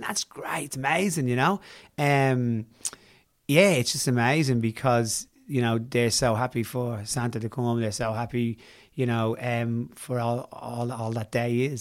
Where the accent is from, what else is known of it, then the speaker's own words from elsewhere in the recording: Ireland; being Irish